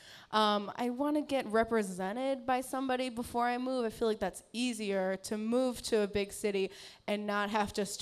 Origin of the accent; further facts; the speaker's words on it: Carpentersville, Illinois, United States; now in Chicago, United States; I'm from the suburbs of Chicago. Carpentersville.